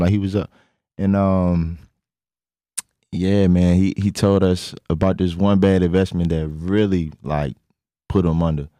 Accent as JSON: {"language": "English", "town": "Richmond", "region": "Virginia", "country": "United States", "said": "I'm from Richmond, Virginia"}